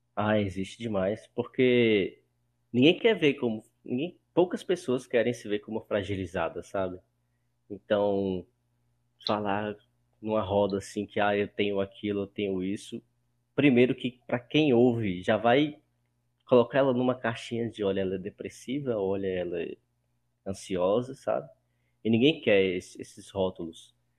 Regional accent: Pirapora, Minas Gerais, Brazil; moved away as an adult; now in Belo Horizonte, Brazil; Eu moro em BH, mas nasci em Pirapora, que é uma cidade de 50 mil habitantes

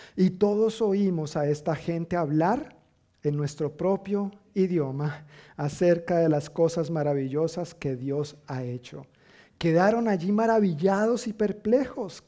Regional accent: Colombia; now in United States; decimos en Colombia

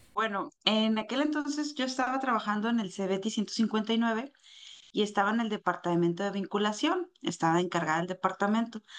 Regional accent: Torreón, Coahuila, Mexico; orgullosamente de La Laguna

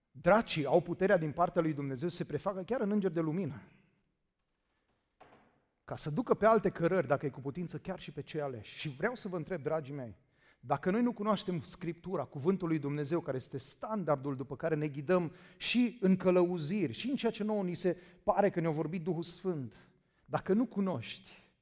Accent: Danube area, Romania; Credeți-mă, am crescut la Dunăre

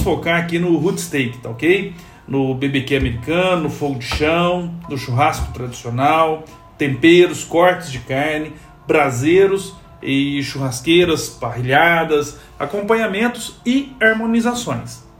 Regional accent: Minas Gerais, Brazil; eu sou mineiro

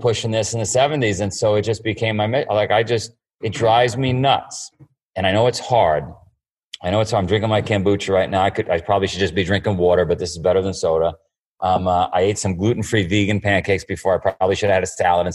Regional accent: New York City, New York, United States; I grew up in Queens in a neighborhood called Howard Beach

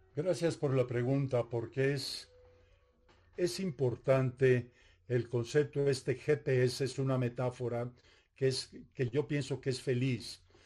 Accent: Mexico; yo soy, mexicano también

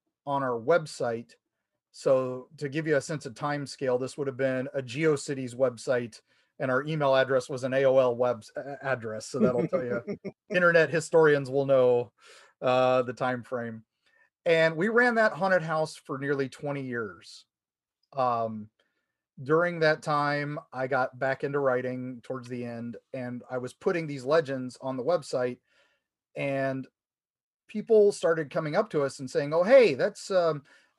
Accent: United States; now in Florida, United States; I grew up in the Ohio, Kentucky, West Virginia area. I was a Beck Hills kid

